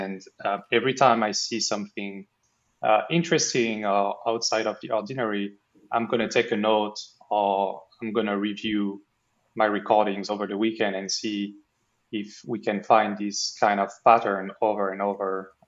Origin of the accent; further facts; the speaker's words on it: France; English is a second language; now in Bermuda; No, I'm from France. I'm currently in Bermuda. I'm kind of traveling between the US, Bermuda, and Europe.